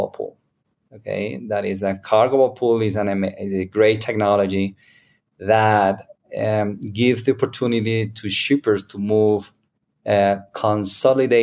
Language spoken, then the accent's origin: English; Spain; English is a second language; now in United States; I'm original from Spain